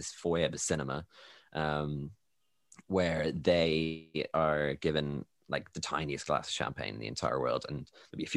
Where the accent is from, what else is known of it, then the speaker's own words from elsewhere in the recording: Ireland; I'm Irish